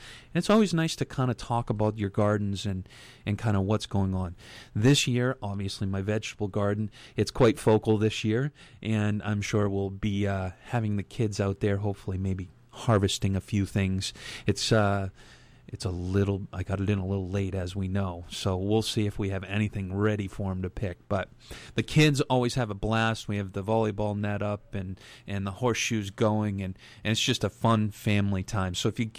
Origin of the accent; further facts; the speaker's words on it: Yarmouth, Maine, United States; I've lived in Yarmouth all my life. It is my hometown. I haven't moved anywhere. I moved across the tracks last year to a new house, so I'm on the other side of the tracks, as we say, in Yarmouth.